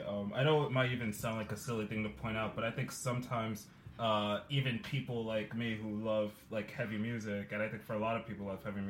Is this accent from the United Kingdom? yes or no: yes; England, United Kingdom; now in New York, United States; I'm in New York, but I'm from England originally